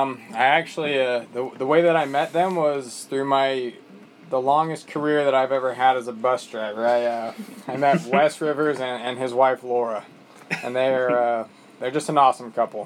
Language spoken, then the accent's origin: English; Bountiful, Utah, United States; I'm from Bountiful, Utah. The land of plenty, actually.